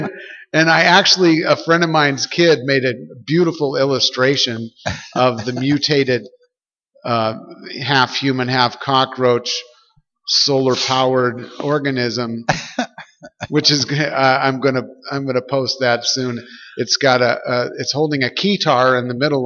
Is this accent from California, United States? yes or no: no; Crystal Lake, Illinois, United States; moved away; also born or lived in Japan; I grew up outside of Chicago